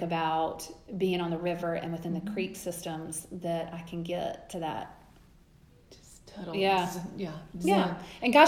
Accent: Pawleys Island, South Carolina, United States; I grew up at in Pawleys

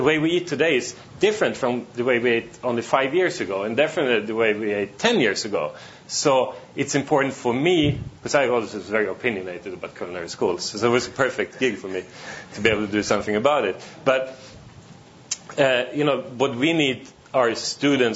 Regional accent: Sweden; moved away as an adult; also born or lived in China / Australia / Singapore; I was born in Sweden, grew up there

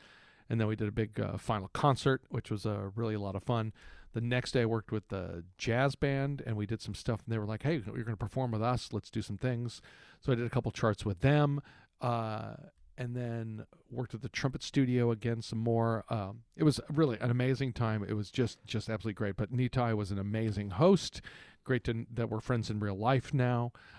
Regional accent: Texas, United States; moved away; also born or lived in Miami; And I grew up in Texas, and I went to school in Miami

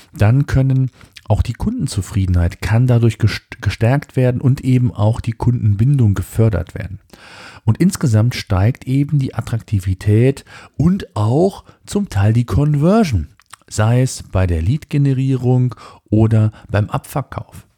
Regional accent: Germany; bei uns in Deutschland

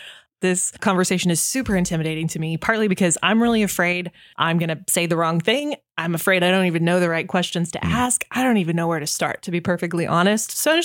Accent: Nebraska, United States; So for me, I grew up in Southeast Nebraska, little farming community.

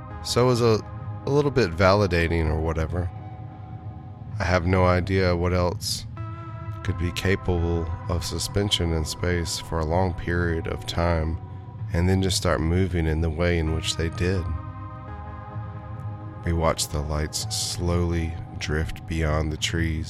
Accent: Hillsborough, North Carolina, United States; I grew up in Hillsborough, North Carolina, in the Piedmont of the state

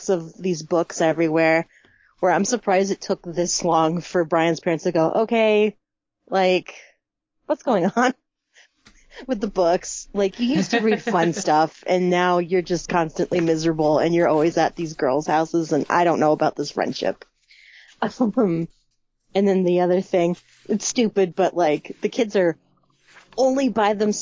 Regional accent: United States; I'm American. We say things differently here

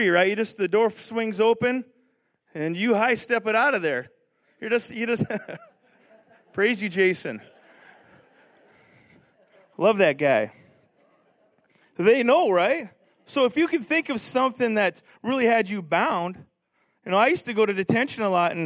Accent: Canada; now in United States; I'm from Canada

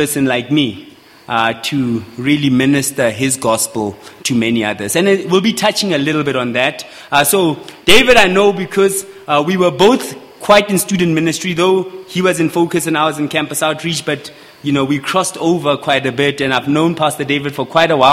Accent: Mahikeng, North West, South Africa; now in Pretoria, South Africa; I come from Pretoria currently, but originally from Mafikeng, but my wife and I live in Pretoria

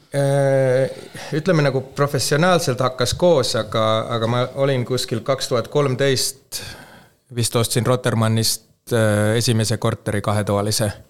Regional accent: Helsinki, Uusimaa, Finland; Estonian is a second language; moved away as an adult; now in Tallinn, Estonia; mina kasvasin Soomes Helsingis kolmkümmend aastat, nelikümmend aastat tagasi

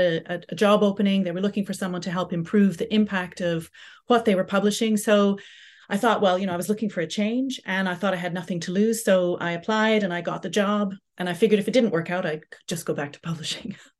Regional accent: Canada; also born or lived in Southampton; now in United Kingdom; growing up in Canada

